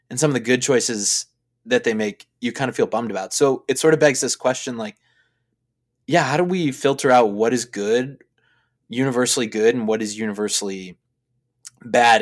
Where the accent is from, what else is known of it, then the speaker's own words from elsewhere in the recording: Chicago, Illinois, United States; I'm from Chicago. We have great theater here in Chicago